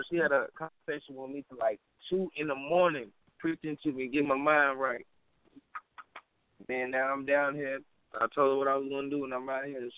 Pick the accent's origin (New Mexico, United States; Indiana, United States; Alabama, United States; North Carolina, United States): North Carolina, United States; Wilson; accent: country; moved away as an adult; also born or lived in Oklahoma; now in Florida, United States; Yes, I was born in Wilson, Wilson County. I grew up in North Carolina.